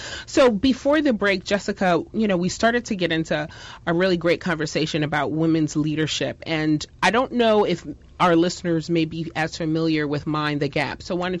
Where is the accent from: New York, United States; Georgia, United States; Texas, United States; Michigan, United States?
New York, United States; as a New Yorker